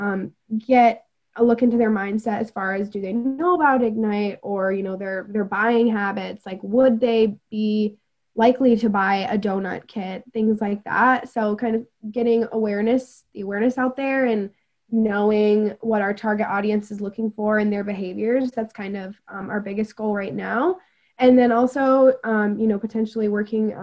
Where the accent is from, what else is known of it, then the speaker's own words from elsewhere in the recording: Traverse City, Michigan, United States; moved away as an adult; now in Mount Pleasant, United States; I'm from Traverse City and I absolutely love it. And I would love to like go back and like have a family there someday.